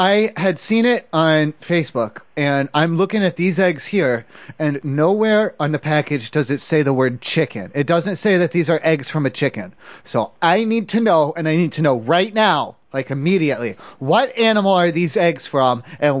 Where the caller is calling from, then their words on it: San Francisco, California, United States; No, because I'm calling from San Francisco area.